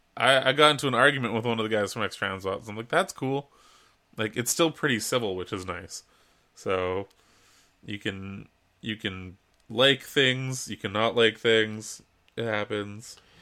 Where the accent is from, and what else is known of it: Canada